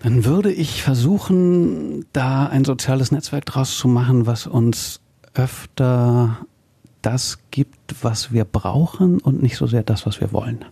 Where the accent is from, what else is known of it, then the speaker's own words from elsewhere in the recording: Berlin, Germany; als Berliner